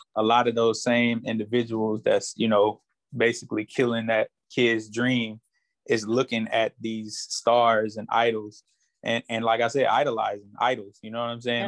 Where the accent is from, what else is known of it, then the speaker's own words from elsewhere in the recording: St. Francisville, Louisiana, United States; I'm originally from St. Francisville, Louisiana